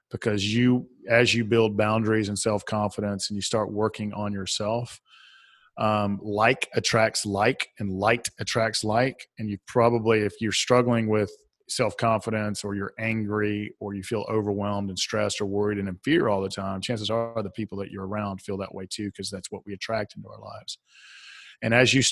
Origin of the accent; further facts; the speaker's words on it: Southern United States, United States; accent: Southern; I'll spell it for my Southern accent